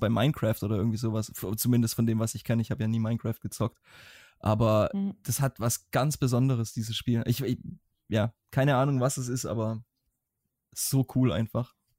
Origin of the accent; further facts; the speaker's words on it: Swabia, Baden-Württemberg, Germany; accent: Swabian; ich schwäbel immer noch, aber ich, ich persönlich habe das Gefühl, dass mein schwäbischer Akzent im Deutschen um einiges besser geworden ist